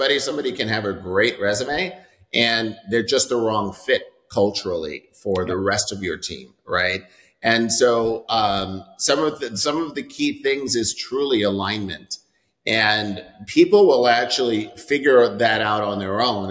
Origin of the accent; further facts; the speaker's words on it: New York, United States; moved away as an adult; also born or lived in San Francisco; now in Dallas, United States; I'm born and raised in New York.